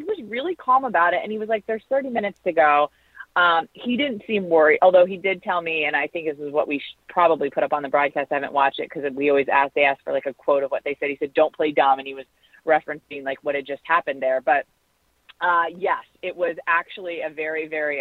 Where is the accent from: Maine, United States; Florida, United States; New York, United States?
Florida, United States; Tampa; we're from the Tampa Bay area